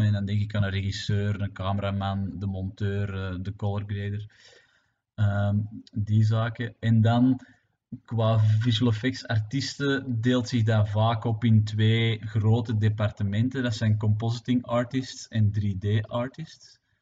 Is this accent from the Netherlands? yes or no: no; Belgium; het gefragmenteerde België dat we zijn